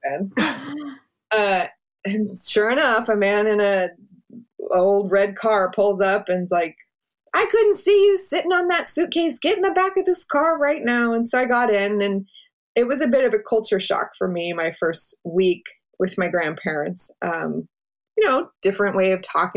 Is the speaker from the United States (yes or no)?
yes; Seattle, Washington, United States; I grew up in Seattle and, like I just said, with just my mother.